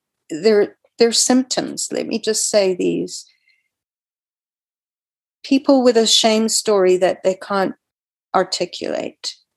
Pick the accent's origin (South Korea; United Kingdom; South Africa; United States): South Africa; moved away as an adult; also born or lived in Canada; I grew up in South Africa and I was virulently anti-apartheid